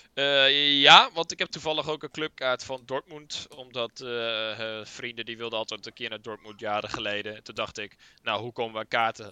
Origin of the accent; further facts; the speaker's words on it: Netherlands; wij zijn Nederlanders